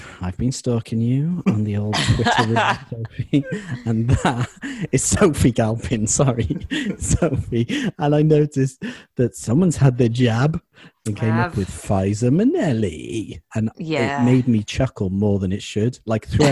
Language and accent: English; Welsh, Wales, United Kingdom; the Welsh one